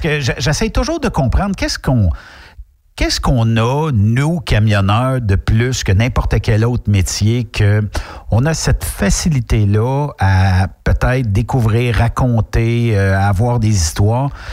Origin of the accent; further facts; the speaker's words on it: Quebec, Canada; quand on est québécois